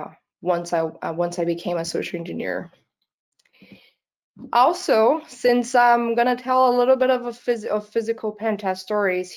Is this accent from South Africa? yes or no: no; Brazil; English is a second language; I am not a natural born English speaker. It's not my first language. I'm from Brazil, actually. I live most of my time in Brazil